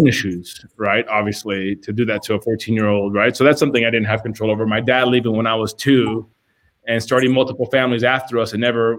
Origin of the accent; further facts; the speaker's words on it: Miami, Florida, United States; Growing up in Miami, you know, my dad left when I was 2